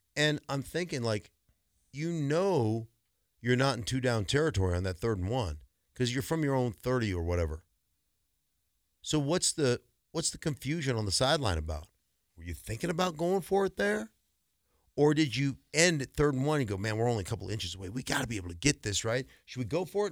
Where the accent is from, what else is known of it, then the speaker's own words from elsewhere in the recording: Alaska, United States; moved away; I grew up in Alaska